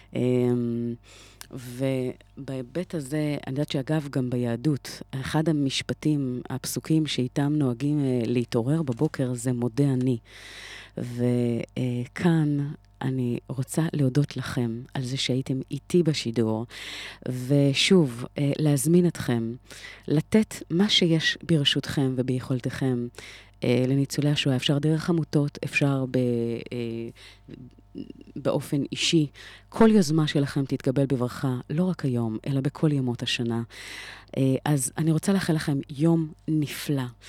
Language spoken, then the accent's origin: Hebrew; Israel; כיהודים, כישראלים, עברנו היסטוריה כל כך לא פשוטה